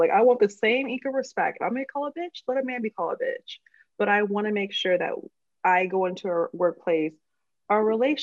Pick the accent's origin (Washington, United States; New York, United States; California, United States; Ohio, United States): California, United States; Oakland; I'm from the Bay Area, I'm from Oakland